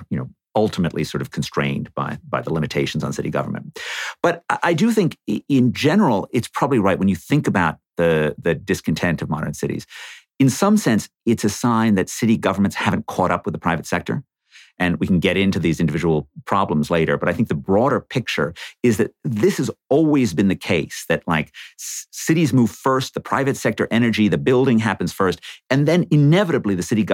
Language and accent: English; New York City, New York, United States; I was a kid growing up in New York City in the 1970s